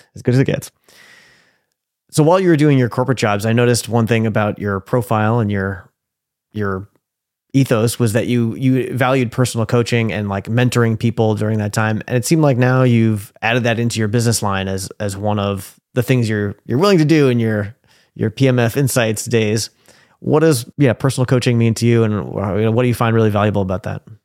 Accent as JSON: {"language": "English", "region": "New York", "country": "United States", "tie": "born or raised there", "moved": "yes", "lives_now": "Portland, United States", "said": "I grew up in New York"}